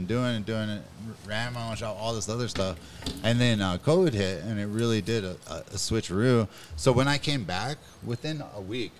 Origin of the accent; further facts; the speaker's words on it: Los Angeles, California, United States; moved away; also born or lived in Council Bluffs, Iowa; I'm from Venice Beach.